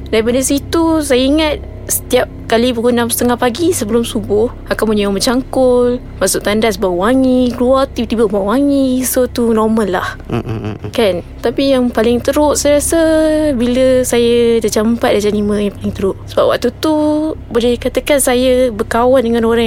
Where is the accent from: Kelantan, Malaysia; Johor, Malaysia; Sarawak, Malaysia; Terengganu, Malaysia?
Kelantan, Malaysia; asal daripada Kelantan Dan memang turunan saya ni Wan daripada dulu lagi lah